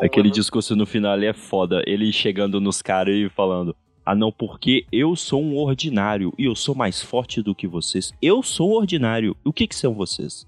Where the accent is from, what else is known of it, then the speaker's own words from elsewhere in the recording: Brazil; a gente é brasileiro